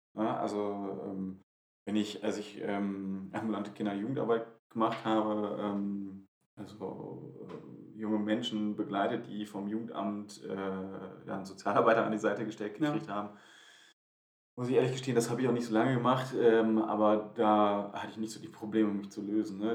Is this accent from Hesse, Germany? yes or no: no; Wuppertal, North Rhine-Westphalia, Germany; in meiner Gemeinde in, in Wuppertal, äh, also in meiner Heimat